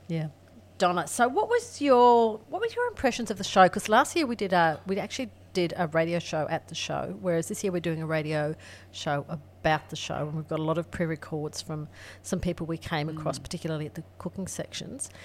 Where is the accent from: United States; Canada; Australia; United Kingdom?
Australia; Ingham, Queensland; now in Alice Springs, Australia; I grew up in rural Queensland